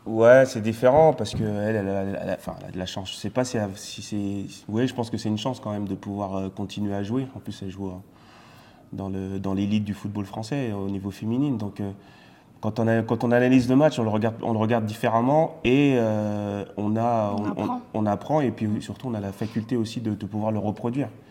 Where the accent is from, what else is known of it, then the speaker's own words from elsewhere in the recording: France; also born or lived in Martinique; j'ai grandi en France, mais je suis parti trois ans en Martinique